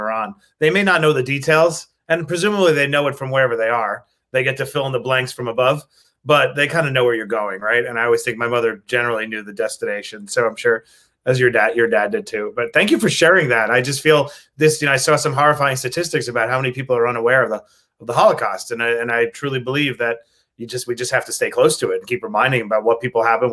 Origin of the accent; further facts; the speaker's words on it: New York City, New York, United States; I was raised in Queens. Grew up Bayside, Queens